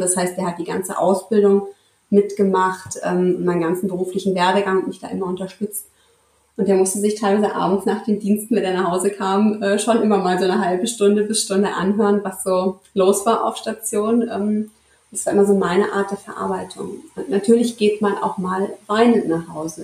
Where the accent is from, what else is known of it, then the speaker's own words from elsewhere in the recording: Marburg, Hesse, Germany; ich komme aus dem schönen mittelhessischen Marburg an der Lahn. Ähm, ja, relativ langweilig. Ich bin hier geboren, aufgewachsen und hier geblieben.